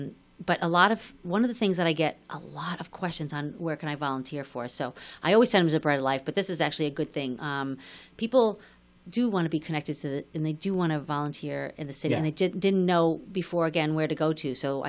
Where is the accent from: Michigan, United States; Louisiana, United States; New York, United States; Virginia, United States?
New York, United States; So when I came here and I was from New York to here, I always thought I'd be back in New York.